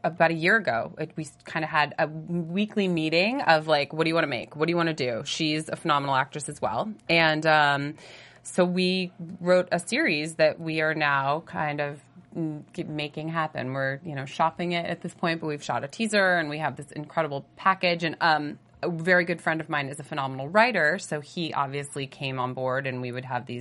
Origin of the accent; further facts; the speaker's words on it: Edinboro, Pennsylvania, United States; moved away as an adult; also born or lived in Pittsburgh / New York / Toronto; Near Erie, Pennsylvania. It's a super small town called Edinburgh.